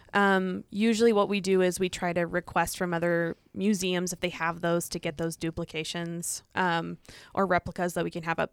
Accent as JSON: {"language": "English", "region": "Illinois", "country": "United States", "tie": "born or raised there", "also_born_or_lived": "Saint Louis, Missouri", "moved": "as an adult", "lives_now": "Montana, United States", "said": "I'm originally from Illinois, and I grew up in a farming community"}